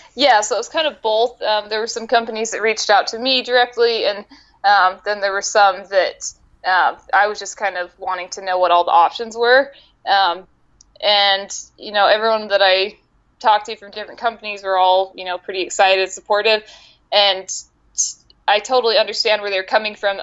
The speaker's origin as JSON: {"language": "English", "region": "Utah", "country": "United States", "moved": "yes", "lives_now": "Arizona, United States", "said": "I'm currently living in Arizona. I'm from Utah originally."}